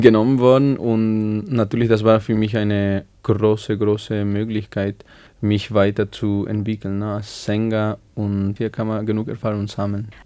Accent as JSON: {"language": "German", "country": "Bolivia", "tie": "born or raised there", "second_language": "German", "moved": "as an adult", "lives_now": "Salzburg, Austria", "said": "ich bin in Bolivien geboren und da habe ich 21 Jahre gelebt"}